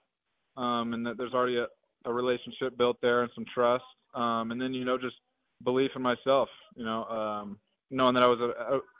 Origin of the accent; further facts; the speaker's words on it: Oregon, United States; moved away as an adult; now in Bozeman, Montana, United States; I grew up in Oregon, so I was part of that Civil War rivalry with Oregon and Oregon State